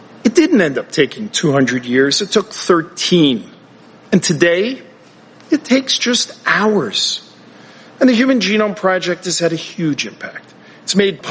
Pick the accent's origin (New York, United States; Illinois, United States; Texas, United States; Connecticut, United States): New York, United States; New York City; as a kid growing up in Brooklyn